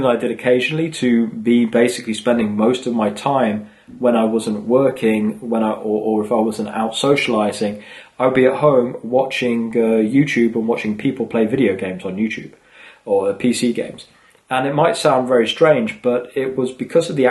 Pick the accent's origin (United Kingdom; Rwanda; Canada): United Kingdom; England; moved away; also born or lived in Sweden; as I was growing up in England